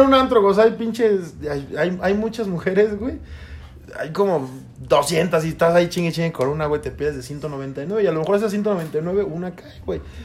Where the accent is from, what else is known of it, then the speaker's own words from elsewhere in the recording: Toluca, State of Mexico, Mexico; nosotros somos de Toluca